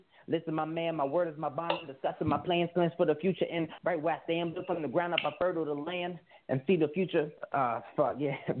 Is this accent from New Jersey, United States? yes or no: yes; East Orange, New Jersey, United States; now in Roanoke, United States; I'm out in Roanoke, Virginia, but I'm from New Jersey, East Orange, New Jersey.